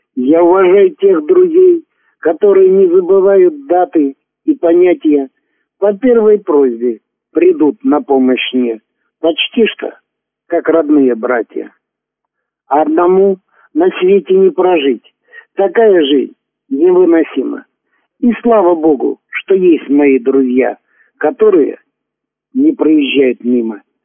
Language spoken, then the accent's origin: Russian; Volovchik, Lipetsk Oblast, Russia; Я родился в Липецкой области, Воловский район, село Воловчик, 1956 года, 3 июня. Окончил школу, затем поступил в город Липецк